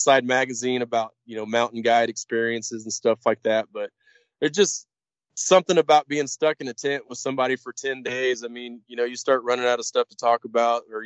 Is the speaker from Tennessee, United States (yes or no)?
no; Missouri, United States; moved away as an adult; also born or lived in Orlando, Florida; now in Kodiak, United States; grew up in Missouri, just in farm country